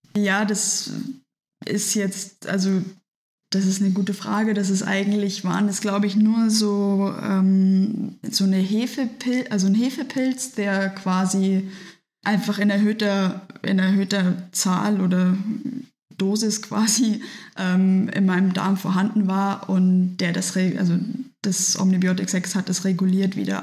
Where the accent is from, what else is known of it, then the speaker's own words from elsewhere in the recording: Nuremberg, Bavaria, Germany; now in Munich, Germany; weil ich gebürtig aus Nürnberg komme und damals da schon früher beim Junior Challenge oft dabei war, also bei dem Triathlon für Kinder